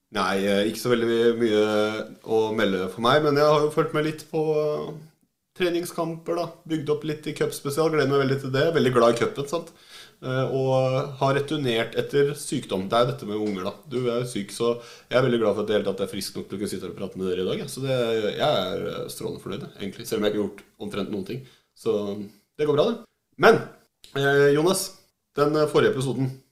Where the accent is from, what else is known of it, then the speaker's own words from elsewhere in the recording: Oslo, Norway; Jeg er jo fra Oslo sjøl